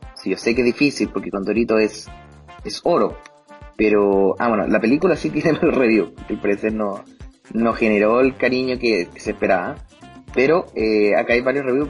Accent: Chile; Tengo fe en mi país, tengo fe en Chile

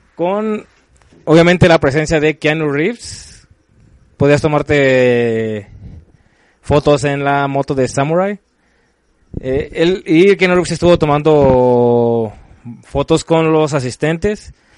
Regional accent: Mexico; nosotros como mexicanos

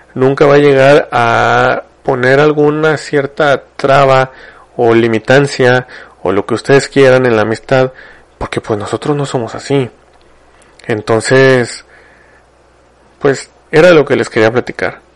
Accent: Mexico

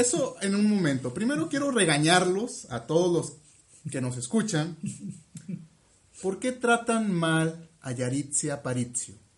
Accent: Mexico City, Mexico; moved away; en mi pueblo, Chuchurumeque

